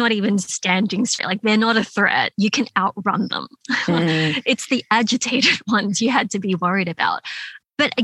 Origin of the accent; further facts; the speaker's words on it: Sydney, New South Wales, Australia; moved away as an adult; I have an older brother, and you know, we both grew up in that area. We went to school in Canyvale and in Smithfield and Fairfield.